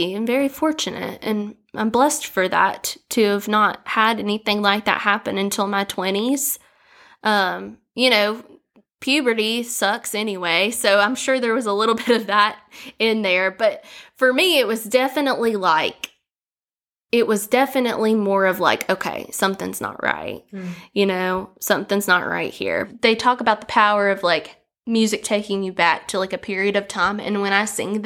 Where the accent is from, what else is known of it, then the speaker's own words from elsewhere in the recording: Galax, Virginia, United States; I'm from Galax, Virginia, and I was born and raised there